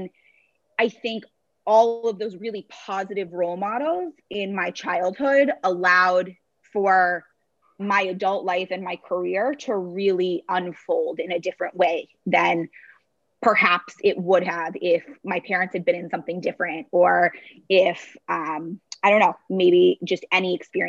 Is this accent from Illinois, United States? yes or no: no; Brookline, Massachusetts, United States; So I was born in Boston, Massachusetts, and grew up in a town right outside of the city called Brookline.